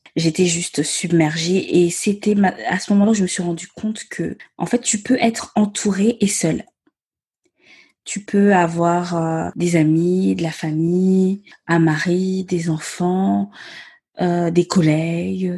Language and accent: French; Gabon; first language Myene; French is a second language; moved away as an adult; now in France; je suis née et j'ai grandi au Gabon. Euh, je suis venue m'installer en France à mes dix-huit ans pour mes études supérieures